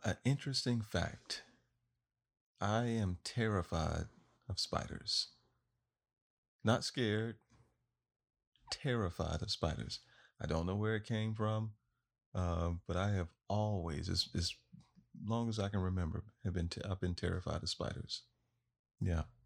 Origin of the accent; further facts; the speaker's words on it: Florida, United States; I am from Florida, born and raised